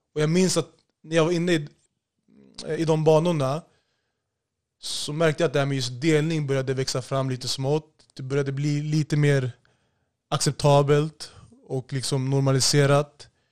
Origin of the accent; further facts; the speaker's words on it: Solna, Stockholm County, Sweden; Jag är född och uppvuxen i Solna, Bergshamra och eh, senare ungdom Haga Norr och Hagalund